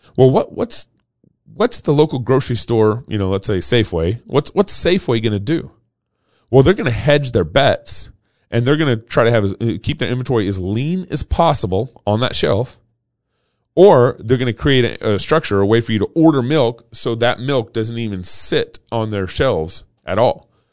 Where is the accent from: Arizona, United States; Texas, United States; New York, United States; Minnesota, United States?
Texas, United States; growing up in Texas in the 80s.